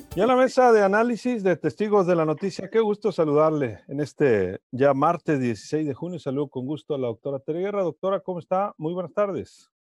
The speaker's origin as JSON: {"language": "Spanish", "country": "Mexico"}